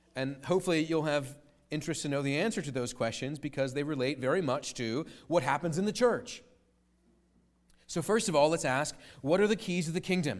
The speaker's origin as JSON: {"language": "English", "country": "United States", "said": "as an American citizen"}